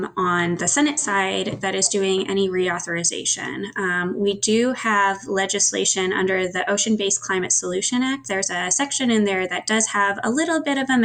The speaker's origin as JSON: {"language": "English", "town": "Seattle", "region": "Washington", "country": "United States", "tie": "born or raised there", "said": "growing up in Seattle on the Puget Sound"}